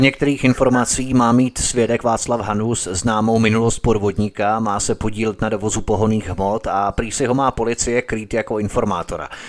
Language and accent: Czech; Czechia; my, rodilí Češi